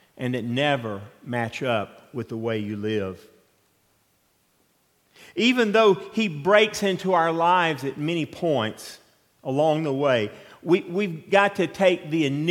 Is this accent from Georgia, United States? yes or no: yes; Atlanta, Georgia, United States; moved away; where I grew up in Atlanta